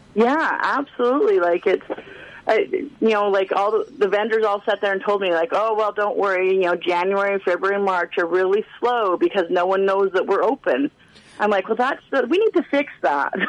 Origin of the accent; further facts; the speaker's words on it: Alberta, Canada; moved away as an adult; now in Prince George, Canada; I grew up in a small town like little blink and you miss it town in in uh, in Alberta